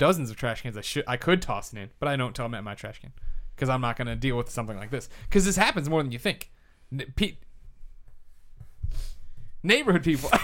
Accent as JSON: {"language": "English", "region": "Midwest", "country": "United States", "tie": "born or raised there", "moved": "yes", "lives_now": "San Francisco, United States", "said": "growing up in the Midwest"}